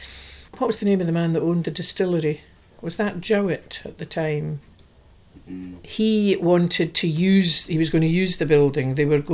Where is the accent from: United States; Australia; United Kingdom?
United Kingdom; Tobermory, Scotland; I was born here in Tobermory.